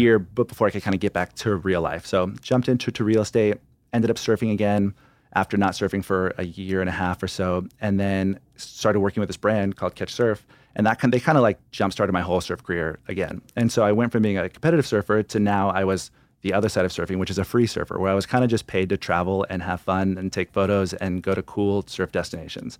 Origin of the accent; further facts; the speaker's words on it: California, United States; I grew up in California, so somewhere on the California coast